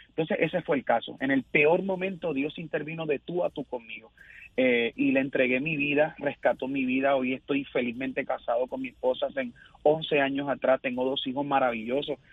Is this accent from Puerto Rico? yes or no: yes; Isabela, Puerto Rico; soy sí, de Isabela, Puerto Rico